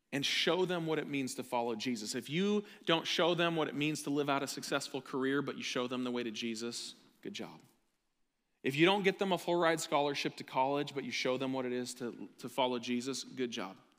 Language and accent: English; United States